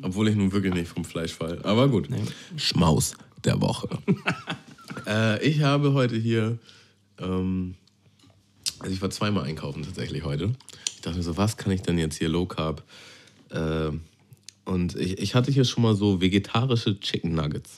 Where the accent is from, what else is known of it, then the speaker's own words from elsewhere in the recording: Germany; Ich bin ja nicht direkt in Hamburg groß geworden. In Hamburg? Ich bin in so einem Vorort groß geworden.